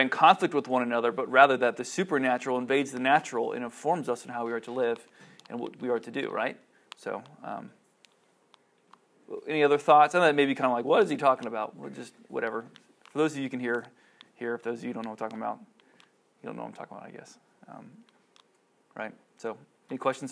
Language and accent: English; Cincinnati, Ohio, United States; I grew up in Cincinnati